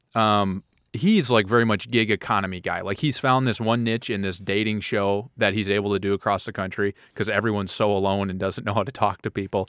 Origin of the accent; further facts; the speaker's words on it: Midwest, United States; We're from the Midwest